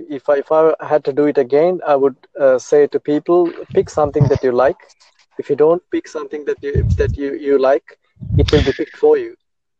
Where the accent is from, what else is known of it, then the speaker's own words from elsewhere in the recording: Sri Lanka; now in Australia; I was born in Sri Lanka.